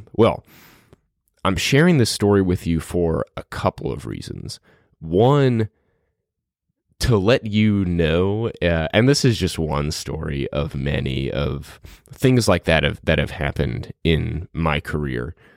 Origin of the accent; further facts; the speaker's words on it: New Orleans, Louisiana, United States; when I grew up in New Orleans